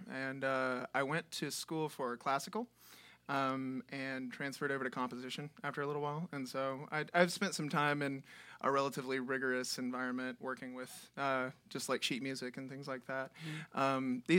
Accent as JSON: {"language": "English", "town": "Puckett", "region": "Mississippi", "country": "United States", "tie": "born or raised there", "also_born_or_lived": "Jackson, United States", "said": "a little town called Puckett, Mississippi, with about 300 people in it. And I spent college in Jackson, so that's where I kind of cut my teeth, and then moved up here in 2013."}